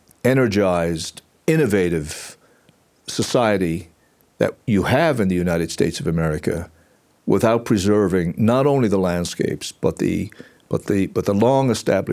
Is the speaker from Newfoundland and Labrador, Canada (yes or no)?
yes; Newfoundland and Labrador, Canada; I come from Newfoundland